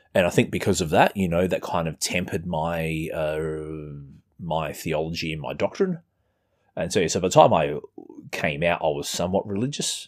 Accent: Australia; as you can tell from our weird accent, I'm, I'm not American.

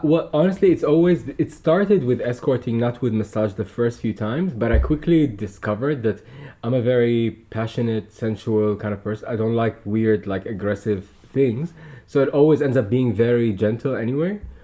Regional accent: Dubai, United Arab Emirates; growing up in Dubai

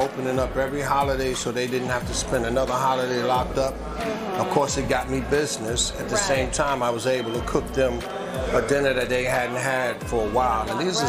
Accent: New York, United States; I'm from Harlem, 164th Street, Amsterdam.

